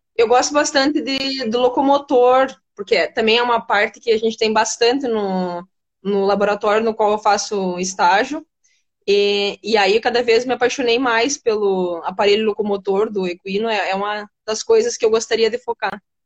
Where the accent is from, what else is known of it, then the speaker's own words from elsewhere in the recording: Rio Grande do Sul, Brazil; eu nasci aqui no Rio Grande do Sul mesmo